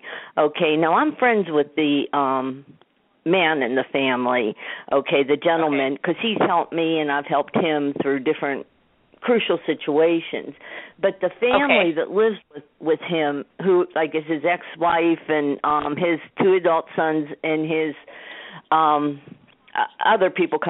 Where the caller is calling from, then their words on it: Pittsburgh, Pennsylvania, United States; Yeah, I'm calling from Pittsburgh, Pennsylvania.